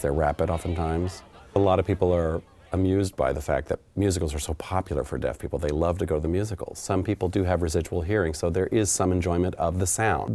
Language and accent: English; Oklahoma, United States; It touches on my homeland. I'm from Oklahoma, actually.